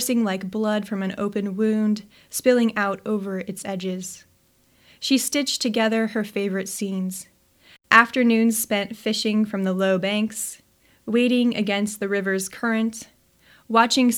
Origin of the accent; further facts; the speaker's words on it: Nebraska, United States; moved away as an adult; now in Pacific Northwest, United States; when I come back to Nebraska